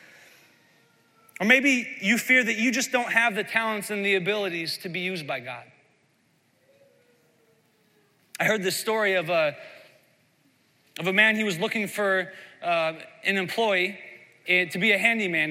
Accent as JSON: {"language": "English", "region": "Iowa", "country": "United States", "tie": "born or raised there", "said": "I grew up in Midwest Iowa"}